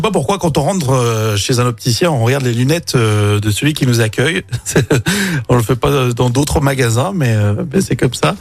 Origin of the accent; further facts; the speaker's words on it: Lyon, Auvergne-Rhône-Alpes, France; chez nous à Lyon